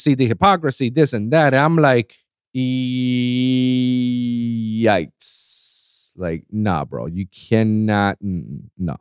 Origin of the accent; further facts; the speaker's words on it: Puerto Rico; I'm from Puerto Rico